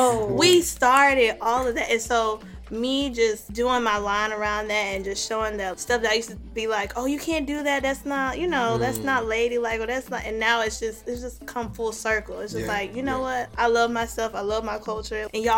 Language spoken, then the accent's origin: English; the South, United States; So, growing up in the South, I don't know, for the longest, I used to feel, like, embarrassed of my culture.